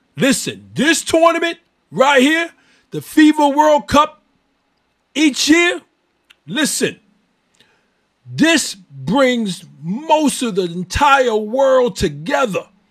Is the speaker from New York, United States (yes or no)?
yes; New York City, New York, United States; I'm born and raised in New York City.